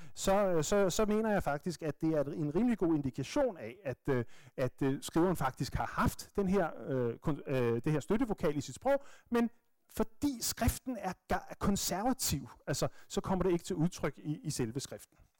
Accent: Bornholm, Capital Region of Denmark, Denmark; accent: Bornholmsk; moved away; som vi siger på Bornholmsk

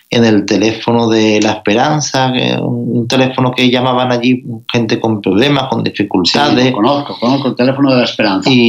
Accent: Rota, Andalusia, Spain; accent: Andalusian; also born or lived in Barcelona; Pues mira, yo nací en Barcelona, en, la época en la que los andaluces emigraban al norte a trabajar. Ya, pero ya después me, crié en el sur de España, en Rota, Cádiz, y llevo toda la vida en, Andalucía.

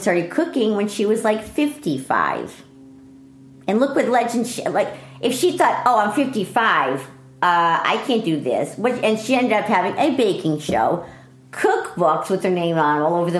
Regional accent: Stratford, Connecticut, United States; moved away; also born or lived in Bridgeport, Connecticut; I grew up, I was born in Bridgeport, Connecticut. And when I was 4 years old, we moved to Stratford, Connecticut

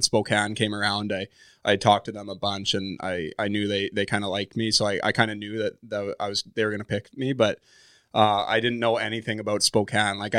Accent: Calgary, Alberta, Canada; Well, I actually didn't grow up a, a Flames fan. I grew up a, a Penguins fan.

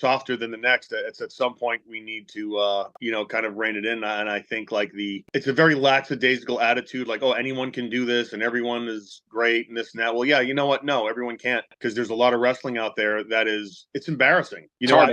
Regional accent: North Oxford, Massachusetts, United States; I grew up in North Oxford, which is a very small town south of Worcester

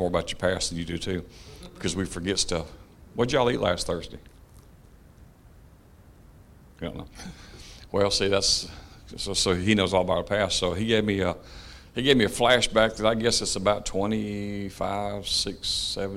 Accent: Clanton, Alabama, United States; also born or lived in Michigan; home we were raised in, which is East Clanton, out in the country

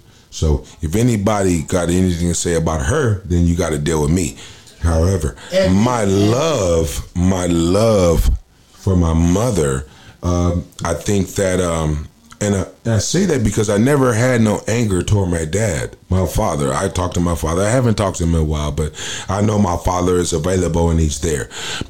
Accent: Minneapolis, Minnesota, United States; born there; also born or lived in Okinawa, Japan / Portland, Oregon; Yeah, man, I was born in Minneapolis, Minnesota. I spent a year and a half, 2 years in Okinawa, Japan. Of course, I was, in Portland, Oregon

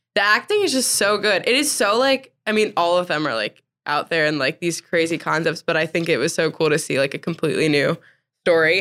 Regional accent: New Jersey, United States; moved away as an adult; now in Greenville, United States; I'm from New Jersey

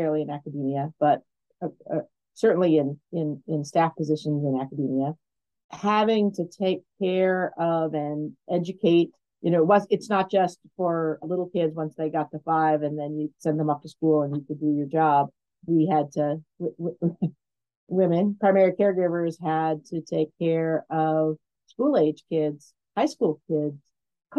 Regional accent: Alaska, United States; moved away; when I grew up in Alaska

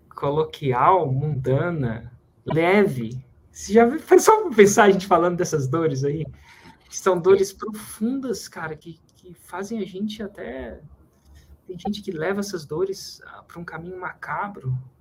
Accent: Brazil; fazer a nossa parte como brasileiro

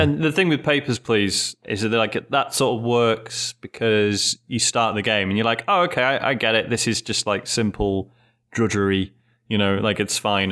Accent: United Kingdom; being British

